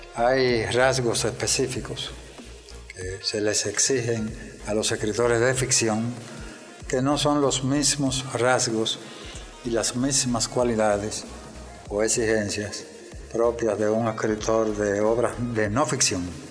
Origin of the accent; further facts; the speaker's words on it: Moca, Espaillat, Dominican Republic; yo nací en, en Moca, el 6 de octubre de 1941. Mi primera etapa la viví en Wausi, una aldea, un campo en la vecindad de Moca